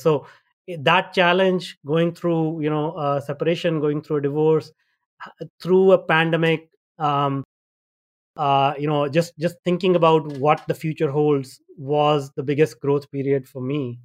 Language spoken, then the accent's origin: English; India; moved away as an adult; also born or lived in North America; I grew up in India and, uh, I had a tough life back in India